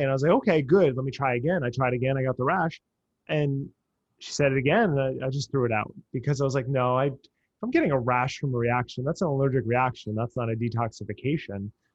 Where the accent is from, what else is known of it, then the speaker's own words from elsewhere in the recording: New Jersey, United States; I grew up in New Jersey and I grew up down the shore